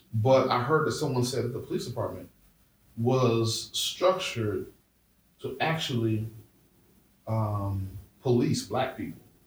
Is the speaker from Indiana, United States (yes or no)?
no; Brown Deer, Wisconsin, United States; growing up in Brown Deer, which is a primarily suburban neighborhood